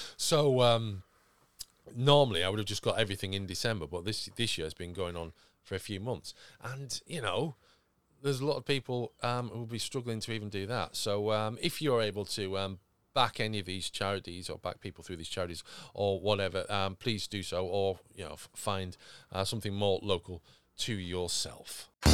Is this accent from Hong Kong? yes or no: no; United Kingdom; we're British